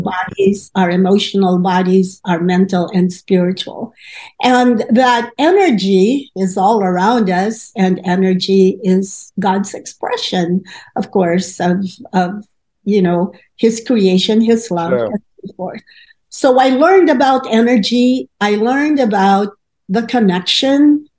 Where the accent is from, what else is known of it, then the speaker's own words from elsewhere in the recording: Philippines; moved away as an adult; I was coming from the Philippines, as you may know. It's a predominantly Catholic country.